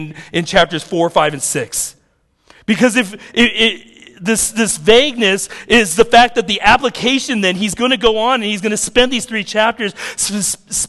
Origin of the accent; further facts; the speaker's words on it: United States; I'm an American